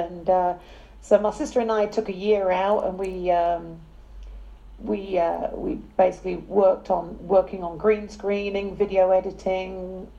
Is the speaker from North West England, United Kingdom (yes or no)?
no; London, United Kingdom; moved away; I'm from England. I was born in South London.